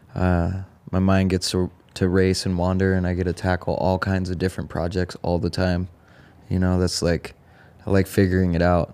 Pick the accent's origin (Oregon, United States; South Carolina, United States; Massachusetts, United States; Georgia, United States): Oregon, United States; Eugene; also born or lived in Bellingham, Washington / California; I grew up in Oregon, born and raised in Eugene.